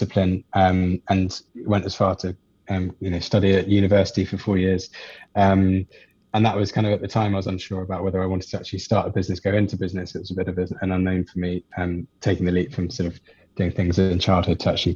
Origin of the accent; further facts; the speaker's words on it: just south of London, South East England, United Kingdom; So I grew up in the UK, just south of London. So not in the city, but in the outskirts, in a kind of pretty standard suburban area